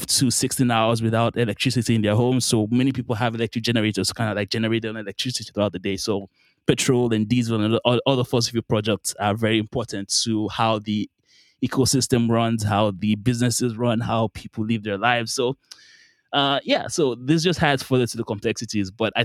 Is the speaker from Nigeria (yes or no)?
yes; Nigeria; moved away; also born or lived in Qatar; so I'm Nigerian, I'm from Nigeria. I lived there for quite a while, and then my family moved to a country called Qatar in the Middle East.